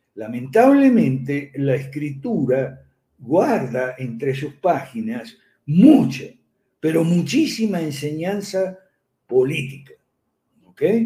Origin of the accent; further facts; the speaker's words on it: Argentina; en mi país natal, Argentina